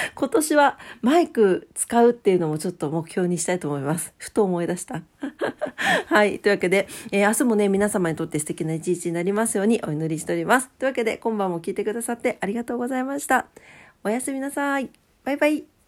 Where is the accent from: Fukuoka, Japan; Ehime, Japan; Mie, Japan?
Fukuoka, Japan; 博多、博多っ 子やけん